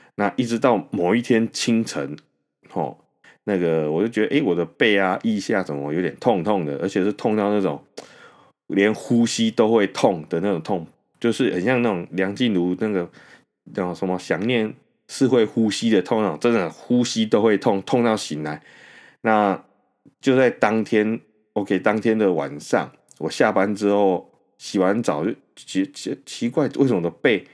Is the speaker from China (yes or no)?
no; Taoyuan, Taiwan; moved away as an adult; now in New Taipei, Taiwan; 我本身呢是桃园人， 虽然说，呃，我没有住在桃园，但是呢，我的老家其实距离那些本土案例的确诊者所出现的那些位置， 呃， 非常，非常的近